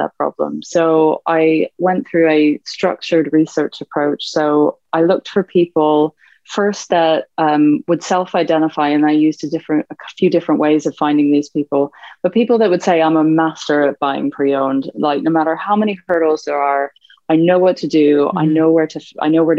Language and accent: English; Canada; moved away as an adult; now in United Kingdom; I'm Canadian by background. I've been in the UK about 10 years.